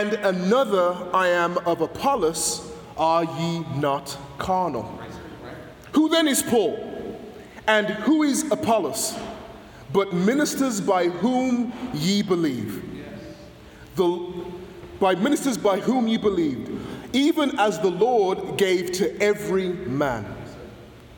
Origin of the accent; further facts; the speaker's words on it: England, United Kingdom; now in United States; when I was growing up in England